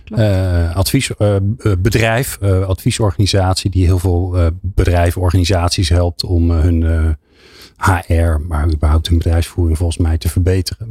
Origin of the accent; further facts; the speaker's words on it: Netherlands; ik ben een Hollander